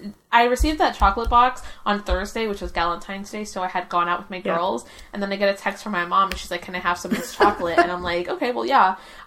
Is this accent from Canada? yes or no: yes; Canada; But they know I came from Canada, and they know that I, like, have pals in Canada